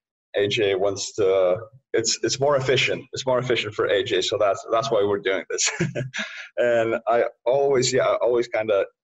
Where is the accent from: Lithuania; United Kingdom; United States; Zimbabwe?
Lithuania; moved away; I was born and raised in Lithuania, post-Soviet era.